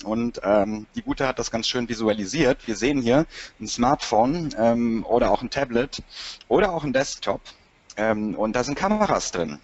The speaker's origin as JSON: {"language": "German", "town": "Cologne", "region": "North Rhine-Westphalia", "country": "Germany", "said": "bin eine echte Kölsche Jung"}